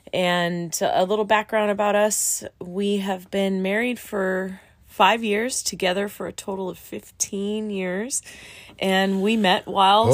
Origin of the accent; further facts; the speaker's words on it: Southern California, United States; we're both from Southern California and we live in a little town called Menifee